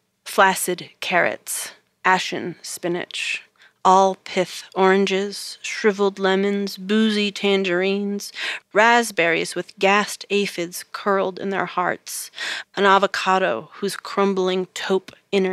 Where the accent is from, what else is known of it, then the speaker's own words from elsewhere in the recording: California, United States; I come from the Mojave Desert. I was born in Owens Valley, named for Owens Lake, which today is not really much of a lake at all.